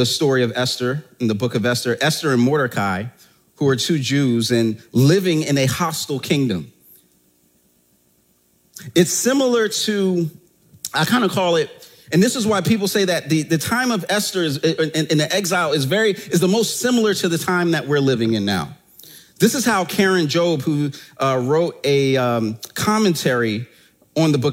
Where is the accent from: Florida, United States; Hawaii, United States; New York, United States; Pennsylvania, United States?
Pennsylvania, United States; Philadelphia; I'm from Germantown in that section of Philadelphia